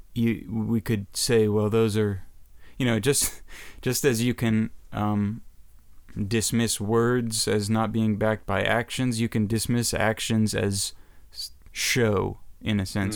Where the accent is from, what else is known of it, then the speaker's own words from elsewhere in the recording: United States; as an American